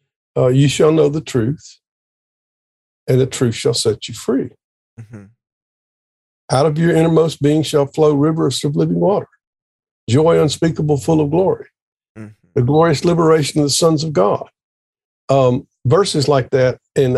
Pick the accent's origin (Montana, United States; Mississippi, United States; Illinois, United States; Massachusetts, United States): Mississippi, United States; South; I grew up in the Southern Presbyterian tradition in South Mississippi in a town of 1,000